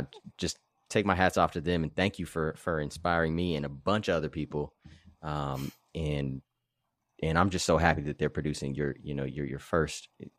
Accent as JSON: {"language": "English", "town": "Los Angeles", "region": "California", "country": "United States", "lives_now": "Santa Barbara, United States", "said": "I was being from Los Angeles, being from Black River Hills area, and then moving to Santa Barbara."}